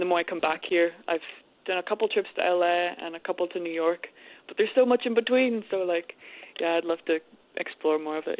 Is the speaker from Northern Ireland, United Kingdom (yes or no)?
yes; Armagh, Northern Ireland, United Kingdom; I'm from Armagh.